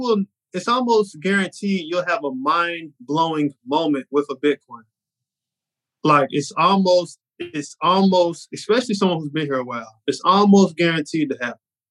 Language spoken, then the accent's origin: English; Charlotte, North Carolina, United States; I'm in Miami and I'm from Charlotte.